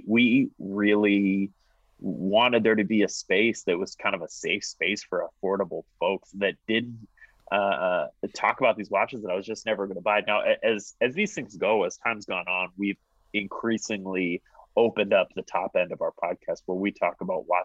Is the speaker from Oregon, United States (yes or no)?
yes; Portland, Oregon, United States; Foster is the road that I grew up on in Portland